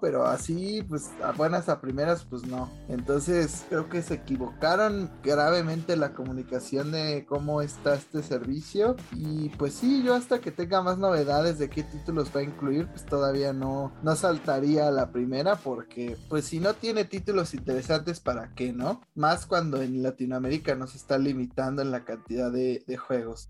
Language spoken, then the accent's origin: Spanish; Mexico